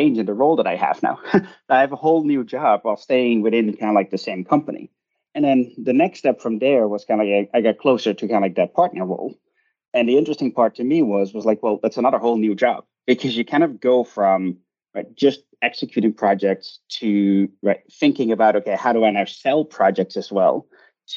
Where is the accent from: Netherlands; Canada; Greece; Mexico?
Netherlands; moved away as an adult; also born or lived in Glasgow, United Kingdom; now in United States; I grew up in the Netherlands and I did my undergraduate in international management there